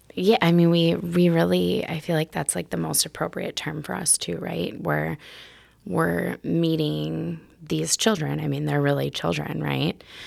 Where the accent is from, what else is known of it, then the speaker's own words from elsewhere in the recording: Milwaukee, Wisconsin, United States; also born or lived in Seattle; I grew up actually on the north side of Milwaukee